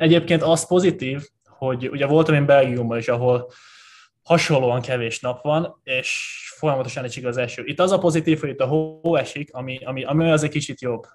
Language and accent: Hungarian; Hungary; moved away as an adult; also born or lived in Los Angeles / Szombathely / Körmend; magyar vagyok